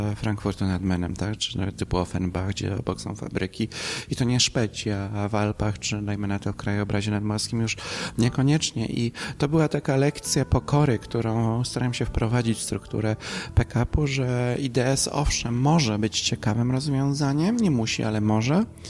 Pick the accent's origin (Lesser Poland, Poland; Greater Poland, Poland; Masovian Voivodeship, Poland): Greater Poland, Poland; Śrem; z mojego rodzinnych okolic, to jest linia Śremska do odlewni